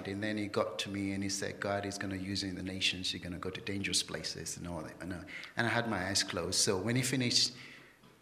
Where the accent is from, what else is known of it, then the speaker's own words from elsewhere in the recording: London, United Kingdom; moved away as an adult; I was born in London